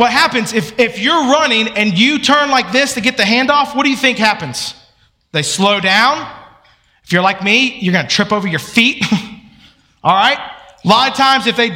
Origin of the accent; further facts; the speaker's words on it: Atlanta, Georgia, United States; I grew up in Atlanta